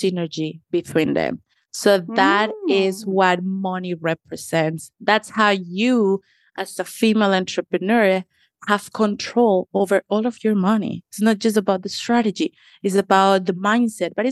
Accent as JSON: {"language": "English", "country": "Colombia", "tie": "born or raised there", "moved": "as an adult", "lives_now": "Washington, D.C., United States", "said": "I am a Latina. I'm originally from Colombia, left my home at the age of 18, 19."}